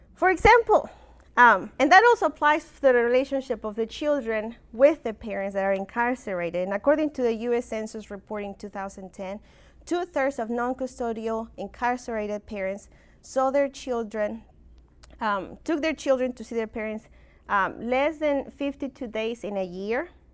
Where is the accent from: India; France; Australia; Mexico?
Mexico; accent: funky accent; moved away; I'm originally from Mexico